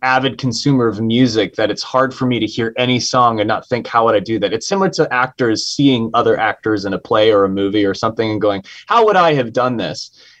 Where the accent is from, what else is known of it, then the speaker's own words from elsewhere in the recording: San Francisco, California, United States; I was raised in San Francisco